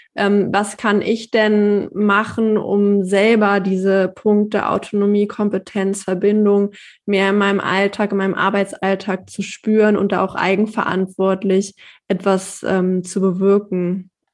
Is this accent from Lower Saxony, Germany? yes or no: yes; Hanover, Lower Saxony, Germany; ich bin sehr zufrieden in meiner Heimat und ich bin hier auch groß geworden